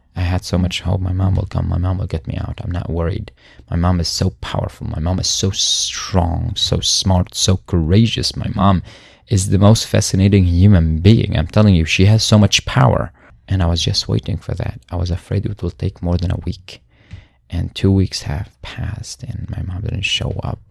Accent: Syria; born or raised there; moved away

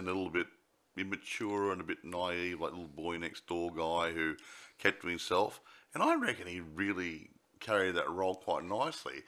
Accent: Australia; I'm an Australian

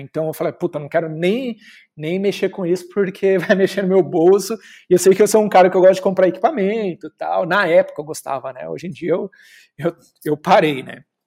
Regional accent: Osasco, São Paulo, Brazil; sou de Osasco

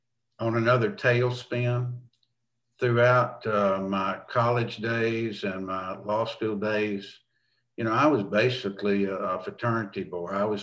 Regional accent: Florence, Alabama, United States; I grew up in Florence, Alabama. Small, conservative, dry county. Great place to grow up. We lived on the lake. We belonged to the Southern Baptist Church over there.

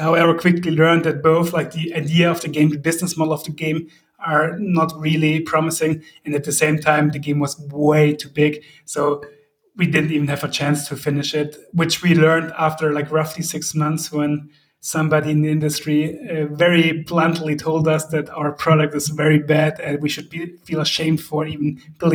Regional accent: Heidenheim, Baden-Württemberg, Germany; we are from South Germany, Heidenheim.

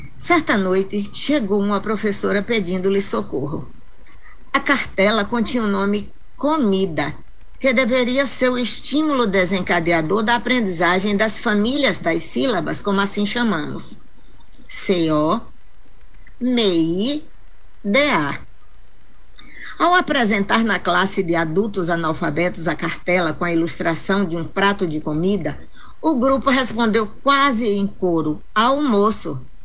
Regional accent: Jacobina, Bahia, Brazil; estar em minha terra

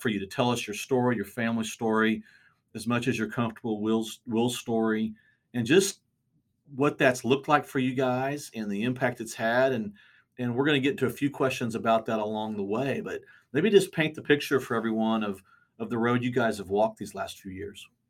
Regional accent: Bartlesville, Oklahoma, United States; growing up in Bartlesville, we went to the same high school, graduated the same year

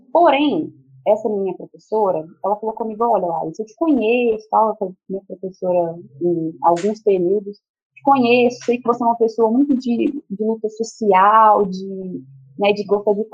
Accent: Belo Horizonte, Minas Gerais, Brazil; É, eu sou aqui de Belo Horizonte mesmo

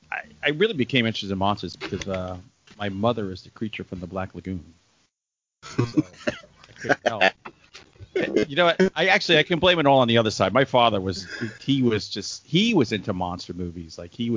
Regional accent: New York City, New York, United States; I was afraid growing up in the Bronx.

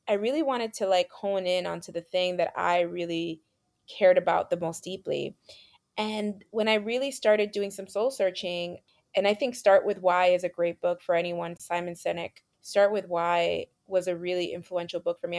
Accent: New York City, New York, United States; being Latina growing up in New York City

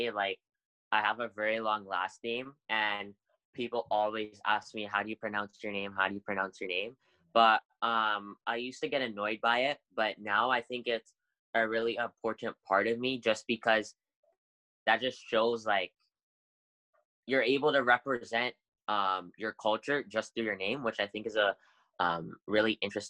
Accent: Canada; sometimes I forget that a very important part of my culture is actually being Canadian.

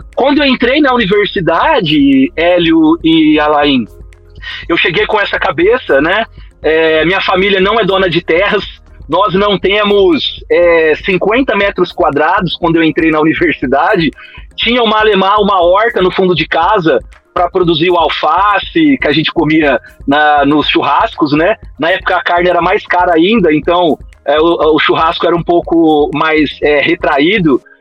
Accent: Ribeirão Preto, São Paulo, Brazil; Eu estudei no Fábio Barreto e no Otoni Almota e Guimarães Júnior. São três escolas que tem aqui no centro de Ribeirão Preto. Eu morava na periferia É um bairro chamado Simeone.

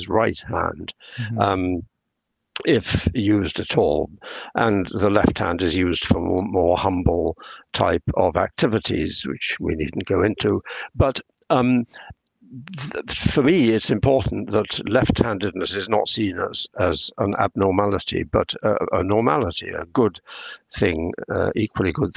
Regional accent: England, United Kingdom; I'm speaking as an English person in English culture

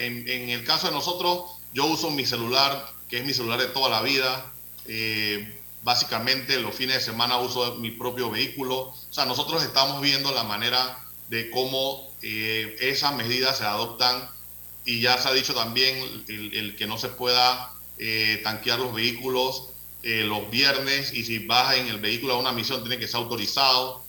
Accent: Panama; como panameños

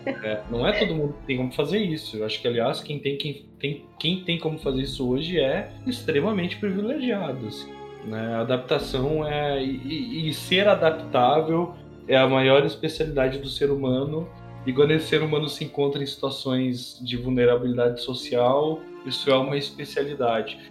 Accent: Brazil

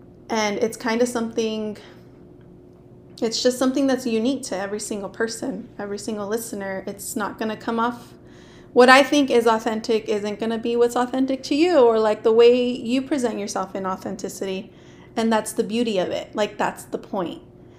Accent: Lindsay, California, United States; I grew up in Lindsay. So there's like a lot of kids whose first language was Spanish.

